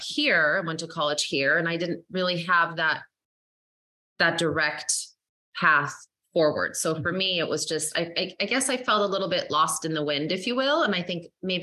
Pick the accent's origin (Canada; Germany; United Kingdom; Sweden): Sweden; moved away; I'm actually from Sweden originally, and that's where my parents were educated